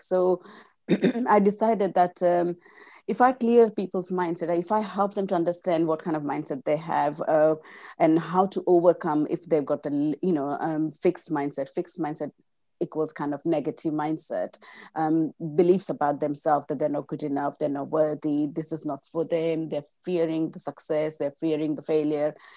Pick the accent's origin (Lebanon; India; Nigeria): India; first language Gujarati; English is a second language; moved away as an adult; I was born and brought up in India, and I came in my mid fif, uh, mid-twenties